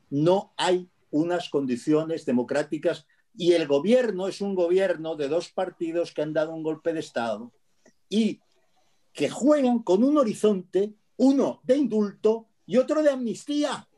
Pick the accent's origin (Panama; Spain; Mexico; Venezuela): Spain; Barcelona, Catalonia; moved away as an adult; now in Castilla-La Mancha, Spain; barcelonés que los conoce como si los hubiera parido y que y que se ha marchado hace dos años de allí